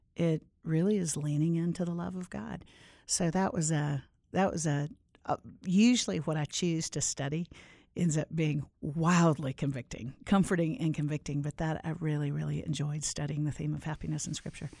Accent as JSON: {"language": "English", "town": "Orlando", "region": "Florida", "country": "United States", "tie": "born or raised there", "also_born_or_lived": "Nashville, Tennessee", "moved": "as an adult", "said": "I grew up in Orlando"}